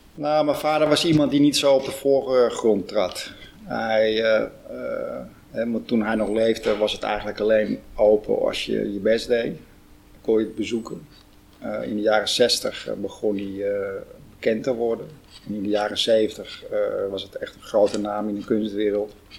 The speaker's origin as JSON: {"language": "Dutch", "town": "Huisduinen", "region": "North Holland", "country": "Netherlands", "tie": "born or raised there", "said": "ik ben geboren in Huisduinen"}